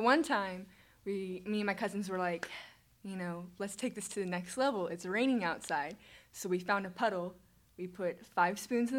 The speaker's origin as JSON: {"language": "English", "town": "Eugene", "region": "Oregon", "country": "United States", "moved": "yes", "said": "Eugene. I was from the Eugene area."}